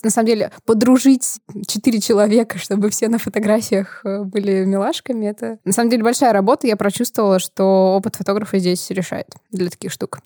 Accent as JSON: {"language": "Russian", "town": "Prokopyevsk", "region": "Kemerovo Oblast", "country": "Russia", "said": "я из Сибири, я из города Прокопьевска"}